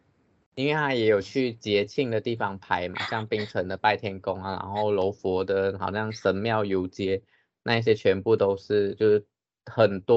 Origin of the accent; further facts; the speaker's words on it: Taiwan; born there; 毕竟因为文化差异嘛，像我们现在生在台湾，虽然我们都是华人，可是有一些还是会不一样。